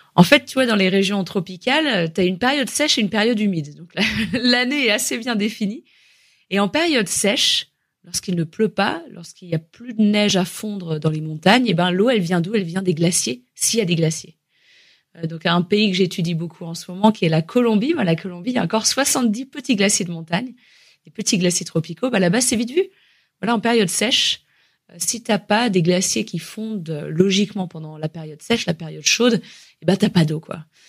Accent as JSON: {"language": "French", "area": "Haute-Savoie", "region": "Auvergne-Rhône-Alpes", "country": "France", "tie": "born or raised there", "said": "je suis originaire de Haute-Savoie en France"}